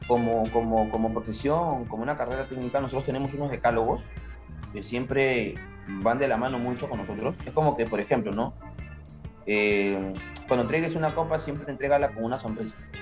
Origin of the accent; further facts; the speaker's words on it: Peru; moved away; tú como peruano